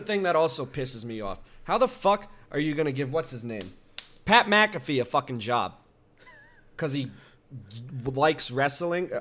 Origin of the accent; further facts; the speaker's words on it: Canada; we're Canadian.